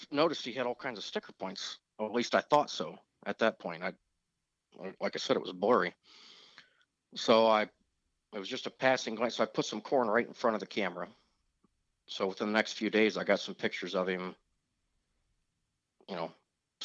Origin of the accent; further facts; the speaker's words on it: Indianapolis, Indiana, United States; now in Tuscarawas County, Ohio, United States; I was born and raised in Indianapolis, but my dad bought this in 86 as a weekend